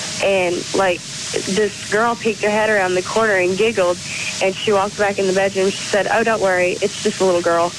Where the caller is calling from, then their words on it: Chattanooga, Tennessee, United States; I'm calling from Chattanooga, Tennessee.